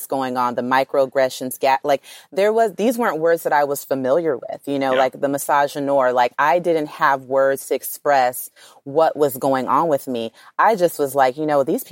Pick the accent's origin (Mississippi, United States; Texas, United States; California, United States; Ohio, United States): California, United States; Los Angeles; I come from South Central